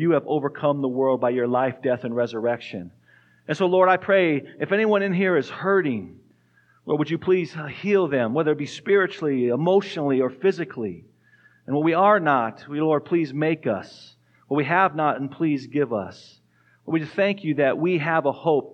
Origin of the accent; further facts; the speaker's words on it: Tucson, Arizona, United States; moved away as an adult; also born or lived in New Mexico; now in Fort Collins, United States; We grew up in Tucson, Arizona